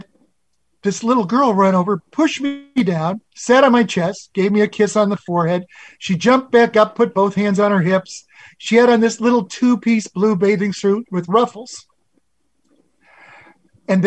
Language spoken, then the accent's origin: English; Nebraska, United States; I had never seen a beach before. I was from Nebraska